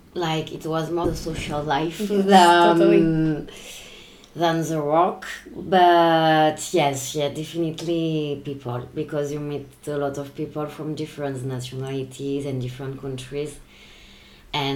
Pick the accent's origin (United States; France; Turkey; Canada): France; moved away as an adult; now in Karlovac, Croatia; I'm from France.